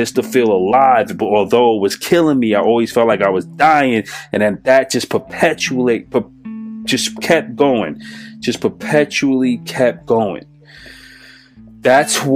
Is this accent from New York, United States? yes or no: yes; New York City, New York, United States; I'm from New York City